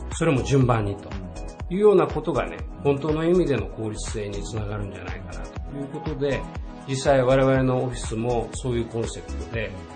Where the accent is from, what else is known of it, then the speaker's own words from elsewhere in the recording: Toyooka, Hyogo, Japan; moved away as an adult; now in Okayama, Japan; 私はですね、あの、兵庫県の豊岡という、まあ、あの、兵庫県の北のね、冬になると雪がたくさん降る地域で生まれ育ってきたんですけども